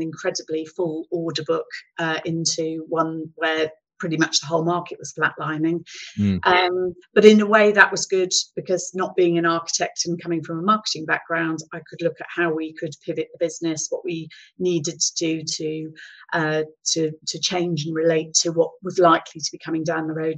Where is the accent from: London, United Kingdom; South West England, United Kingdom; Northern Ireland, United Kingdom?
South West England, United Kingdom; Gloucestershire; also born or lived in East Midlands; I relocated from the East Midlands back to Gloucestershire, which was my home county